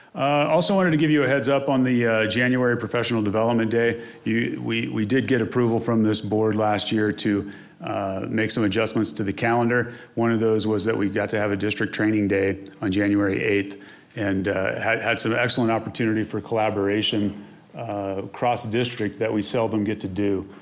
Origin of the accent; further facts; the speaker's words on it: Missouri, United States; now in Colorado, United States; I'm from Missouri